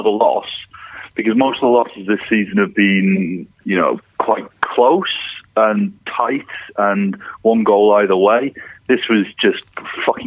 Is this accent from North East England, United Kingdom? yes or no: yes; Seaton Sluice, North East England, United Kingdom; growing up in the Northeast